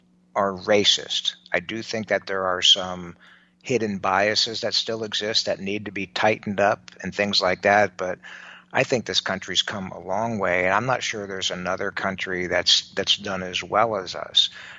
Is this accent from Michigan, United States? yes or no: no; Mississippi, United States; I grew up in Mississippi in the 1960s and it was hell.